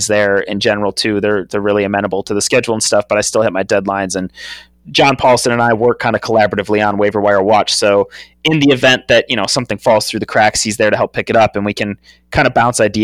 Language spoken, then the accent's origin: English; Wisconsin, United States; growing up in Wisconsin